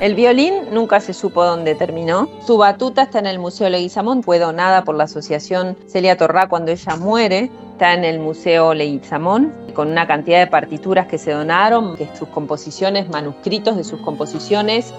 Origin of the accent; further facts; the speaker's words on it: Concepción del Uruguay, Entre Ríos, Argentina; Yo soy de Concepción del Uruguay